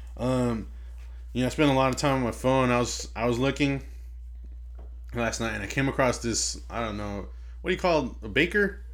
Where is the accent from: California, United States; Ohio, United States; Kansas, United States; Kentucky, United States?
California, United States; Inglewood; We hail from Inglewood, California